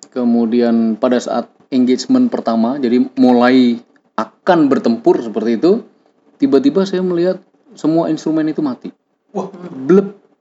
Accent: Semarang, Central Java, Indonesia; asalnya dari Semarang, suatu kota di Jawa Tengah gitu, tapi Nun jauh di pelosok

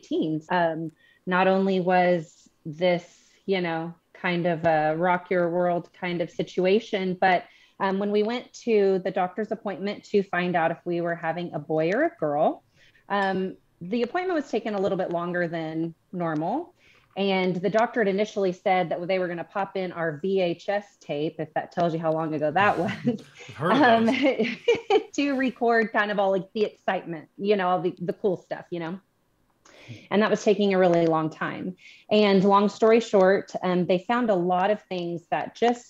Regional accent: Bentonville, Arkansas, United States; We are from Bentonville, Arkansas, which is very far from you guys

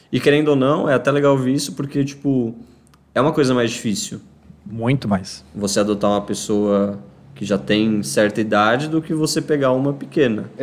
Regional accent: Criciúma, Santa Catarina, Brazil; Mas eu sou de Santa Catarina. Breaking news. Criciúma, para ser mais exato.

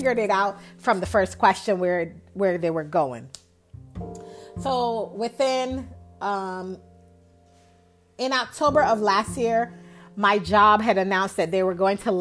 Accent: New York, United States; moved away as an adult; also born or lived in the South; where I grew up north in New York, where ambition is a value, it's an asset

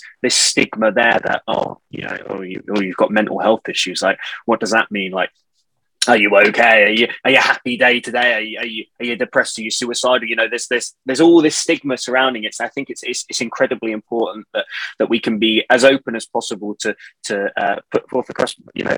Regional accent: Portsmouth, South East England, United Kingdom; now in Manchester, United Kingdom; I am originally from Portsmouth, from the South Coast, born and bred

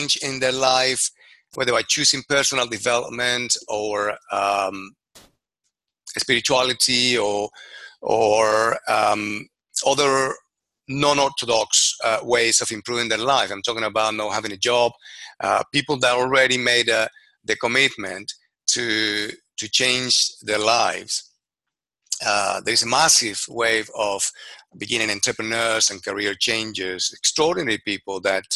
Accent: Venezuela; moved away as an adult; now in London, United Kingdom; I'm originally from Venezuela. I graduated as an architect, left my country 30 years ago

